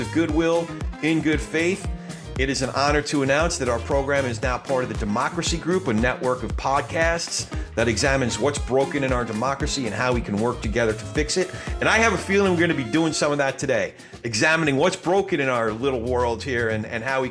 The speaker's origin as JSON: {"language": "English", "region": "New Jersey", "country": "United States", "tie": "born or raised there", "moved": "yes", "said": "John and I grew up together in Central Jersey, … country"}